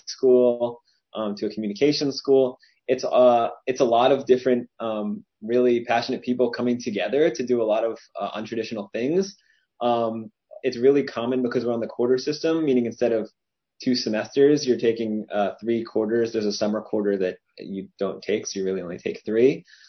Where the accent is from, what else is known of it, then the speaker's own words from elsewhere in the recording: Cherry Hill, New Jersey, United States; I'm from Cherry Hill, New Jersey